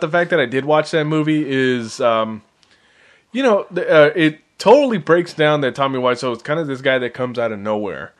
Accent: San Francisco Bay Area, California, United States; I was born in San Francisco

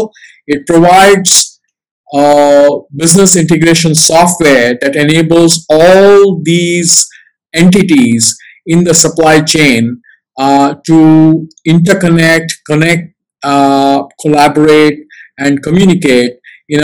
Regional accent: Singapore; I'm a Singaporean

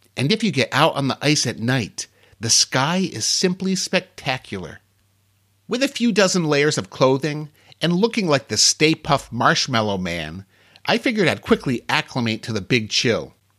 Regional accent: Ohio, United States; I'm from Ohio

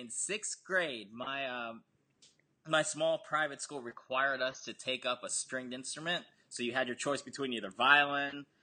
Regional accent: Harrisburg, Pennsylvania, United States; moved away as an adult; also born or lived in Busan, South Korea; now in Nashville, United States; I grew up grew up in Harrisburg, Pennsylvania, so I lived there all my life. So this is my only move was down here to Nashville.

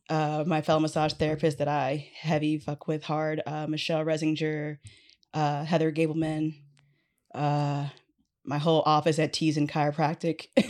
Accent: Fairbanks, Alaska, United States; now in Anchorage, United States; from Alaska, born and raised Fairbanks originally.

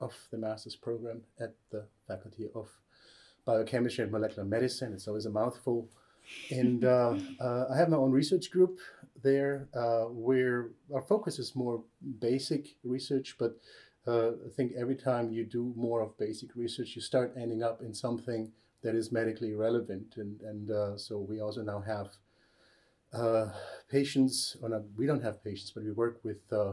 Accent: Germany; moved away as an adult; also born or lived in Würzburg, Germany / Albany, United States; now in Oulu, Finland; I'm actually German

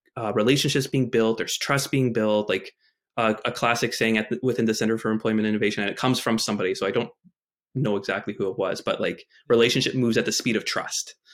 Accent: Winnipeg, Manitoba, Canada; I grew up in Winnipeg, Manitoba

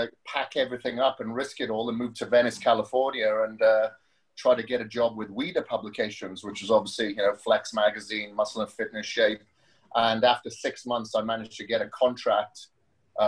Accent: Wales, United Kingdom; accent: Welsh; moved away as an adult; So, the accent comes from Wales. I grew up in Wales up until my mid-20s, or early 20s

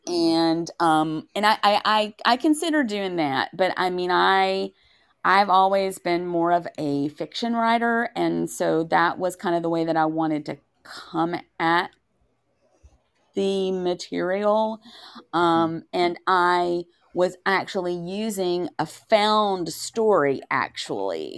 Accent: Tennessee, United States; I am from Tennessee.

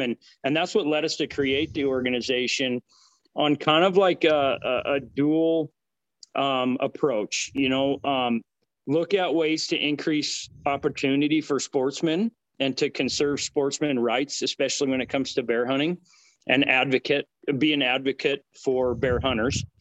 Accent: Butte, Montana, United States; moved away as an adult; now in Cody, United States; I grew up in Butte, Montana, actually, and uh, went to school there for business

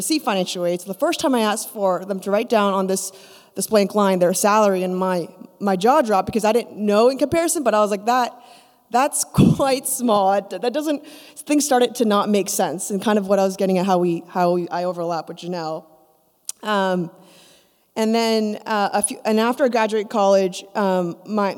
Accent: Canada; also born or lived in Korea; I was born in Korea to missionaries, and my parents moved me and my brother to Canada to plant a church

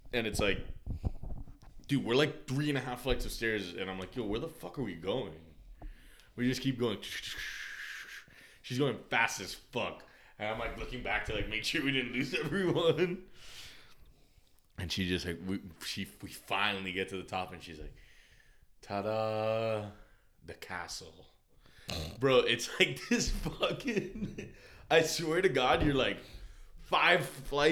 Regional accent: Miami, Florida, United States; I was from Miami

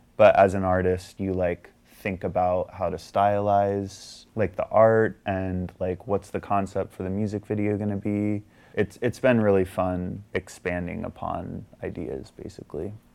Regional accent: Virginia, United States; moved away; I'm from Virginia originally

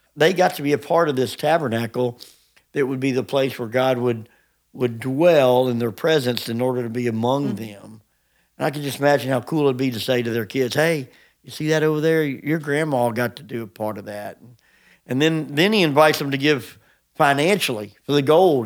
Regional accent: United States; as American Christians

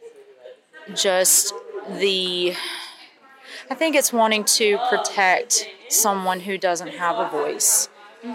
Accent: Huntsville, Alabama, United States; I come from Huntsville, Alabama

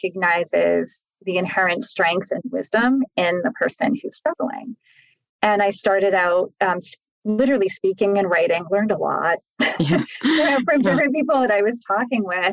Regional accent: New Hampshire, United States; my home state, which is New Hampshire

